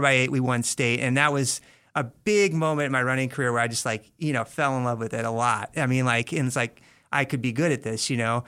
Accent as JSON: {"language": "English", "town": "Bloomington", "region": "Indiana", "country": "United States", "tie": "born or raised there", "said": "if you guys know the Indiana Hoosiers, uh, that, that's the town I'm from. Uh-huh. So that's where I grew up."}